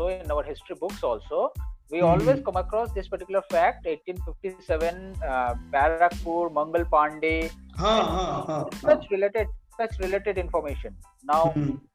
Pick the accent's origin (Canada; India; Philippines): India; West Bengal; I'm from Bengal